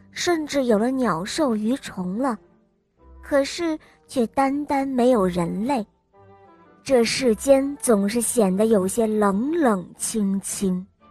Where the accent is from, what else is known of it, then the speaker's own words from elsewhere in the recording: Changzhou, Jiangsu, China; 我今年五岁了，我来自江苏长洲